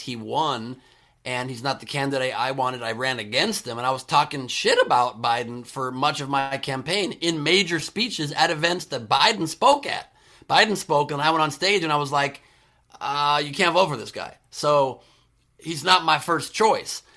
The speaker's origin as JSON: {"language": "English", "town": "Beverly Hills", "region": "California", "country": "United States", "tie": "born or raised there", "also_born_or_lived": "San Fernando Valley, Los Angeles / San Diego", "said": "we were lower middle class family growing up in Beverly Hills"}